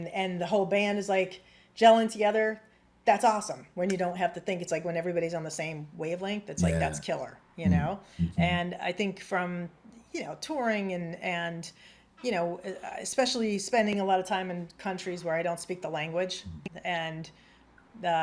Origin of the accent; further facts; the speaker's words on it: United States; I'm American, I'm a woman and I'm white.